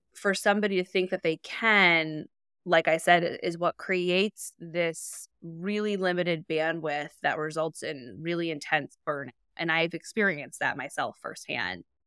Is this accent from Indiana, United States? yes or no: yes; Indianapolis, Indiana, United States; moved away as an adult; also born or lived in Chicago; I live in the suburbs of Indianapolis. I relocated during the pandemic from Chicago to move back home and be close to my family